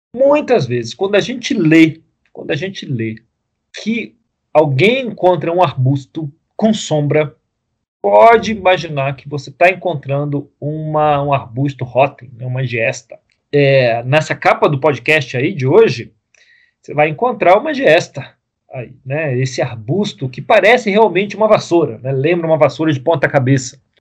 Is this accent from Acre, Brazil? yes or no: no; Rio de Janeiro, Brazil; a gente cresceu no Rio